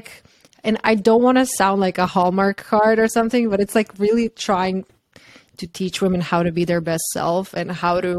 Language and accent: English; Croatia; moved away as an adult; also born or lived in New York; I'm from Croatia